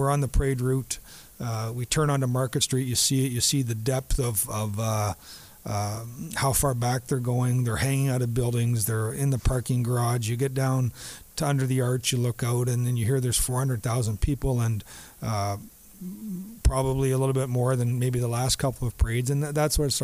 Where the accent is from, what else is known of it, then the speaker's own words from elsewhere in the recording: Southern Ontario, Canada; also born or lived in Dallas; now in St. Louis, United States; He and I grew up in the same area of Southern Ontario